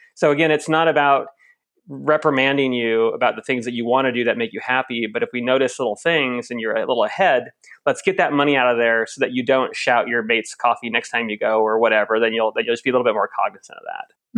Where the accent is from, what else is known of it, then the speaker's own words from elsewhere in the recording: Lincoln, Nebraska, United States; moved away as an adult; now in Australia; my hometown of Lincoln, Nebraska, right in the dead center Midwest.